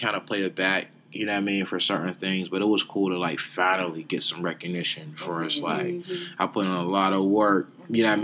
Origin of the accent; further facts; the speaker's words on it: Pittsburgh, Pennsylvania, United States; I'm just somebody from Homewood